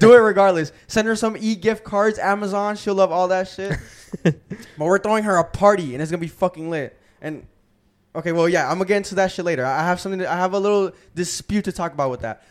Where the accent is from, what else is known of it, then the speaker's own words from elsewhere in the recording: Gwinnett, Georgia, United States; I'm from Gwinnett.